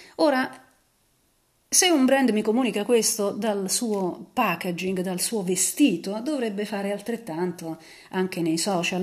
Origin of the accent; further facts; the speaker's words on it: Naples, Campania, Italy; sono napoletana anch'io